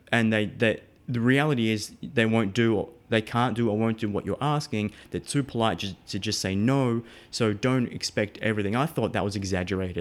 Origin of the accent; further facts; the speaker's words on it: Melbourne, Victoria, Australia; moved away as an adult; now in United States; I'm from Melbourne, um, so the southeast of Australia. Uh, born and raised, um, well, up until twenty-nine, then I moved to the States.